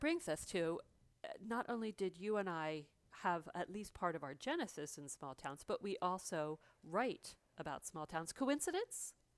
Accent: New Jersey, United States; moved away as an adult; my hometown

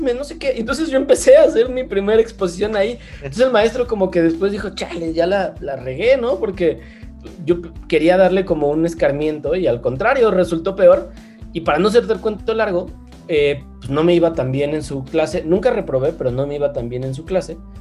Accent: León, Guanajuato, Mexico; also born or lived in Mexico City; realmente crecí acá en León, yo vivo ahora en León, en Guanajuato. Eh, nací en la Ciudad de México

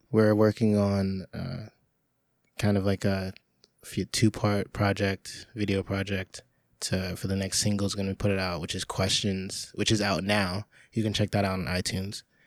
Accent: New York, United States

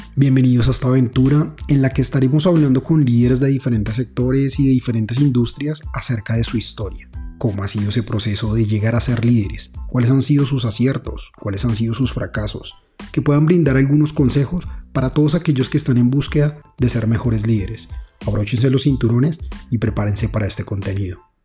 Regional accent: Colombia; como colombianos en general

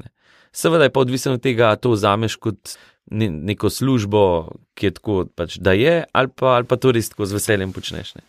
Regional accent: Valburga, Slovenia; also born or lived in Medvode; jaz sem smlejc oziroma iz Šentomprge, iz Valburge

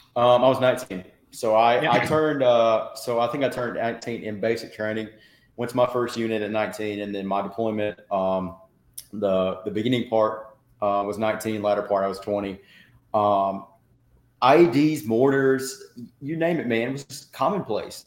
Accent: Tennessee–Georgia state line, United States; I grew up um, on the state line of Tennessee and Georgia

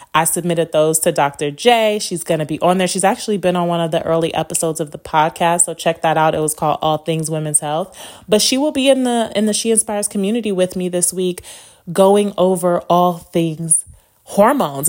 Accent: Las Vegas, Nevada, United States; also born or lived in Chicago, Illinois; My family moved to Las Vegas when I was eight. And so, um, I've been here since

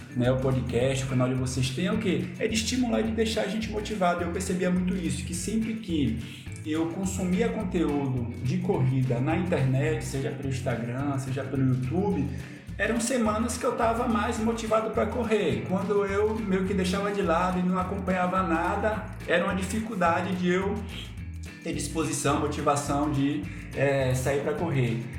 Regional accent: Ilhéus, Bahia, Brazil; also born or lived in São Paulo; now in Recife, Brazil; Eu sou de Ilhéus, do sul da Bahia, né, mas aí eu fui morar em São Paulo, fiquei cinco anos lá, e aí em 2014 eu vim para Recife

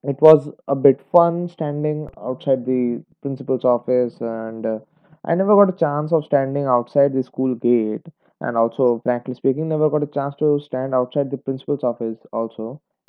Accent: India; I'm an Indian student, Indian high school student

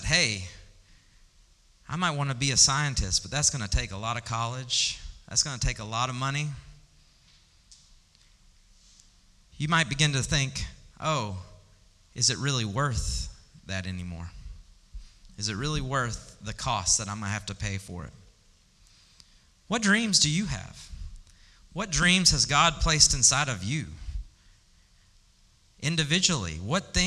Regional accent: Birmingham, Alabama, United States; moved away as an adult; also born or lived in Dallas; I am from Birmingham. That's where I grew up.

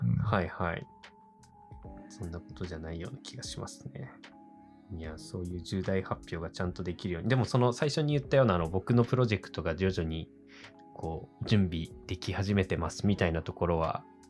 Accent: next to Oshu City, Iwate, Japan; 僕の地元っていうか、本当にこう欧州市にすぐ隣の

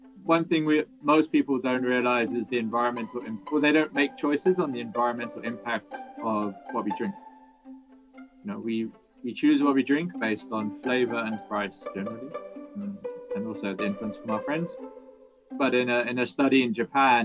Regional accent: Cornwall, South West England, United Kingdom; moved away as an adult; also born or lived in New Zealand / Mumbai, India; So growing up where I am now, so growing up in Cornwall

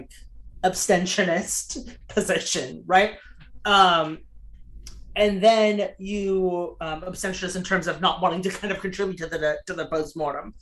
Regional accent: North Carolina, United States; I grew up in North Carolina

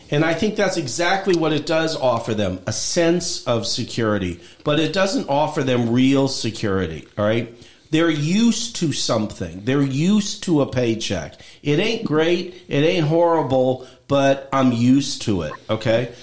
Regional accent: Midwest, United States; I grew up in 1960s in the Midwest

